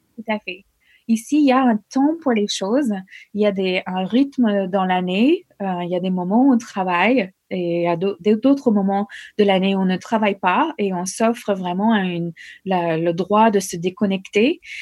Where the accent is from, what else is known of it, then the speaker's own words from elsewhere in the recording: United States; French is a second language; moved away as an adult; also born or lived in Norway; now in France; J'ai quitté les États-Unis deux semaines après mon remise de diplôme